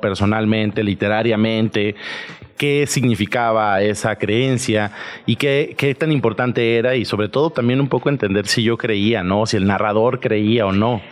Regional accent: southern Veracruz, Mexico; yo soy de Veracruz, yo soy de muy al sur de Veracruz.

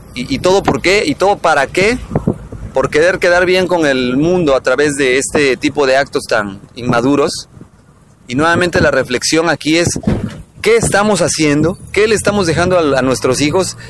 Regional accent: Mexico; como mexicanos

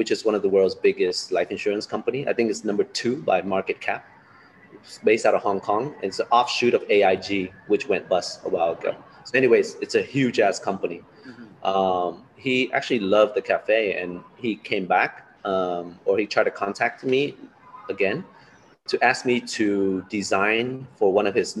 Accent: Los Angeles, California, United States; moved away as an adult; also born or lived in Da Nang, Vietnam; now in Ho Chi Minh City, Vietnam; I was born in Da Nang, but I grew up in Los Angeles.

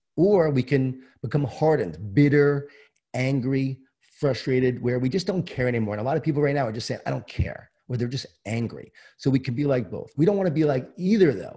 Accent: Long Island, New York, United States; I grew up in Long Island, New York, in a Jewish Italian family.

